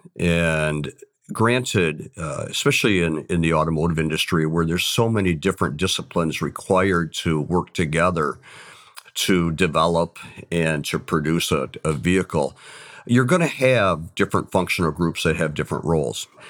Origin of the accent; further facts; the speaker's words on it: Saginaw, Michigan, United States; I came from the Saginaw area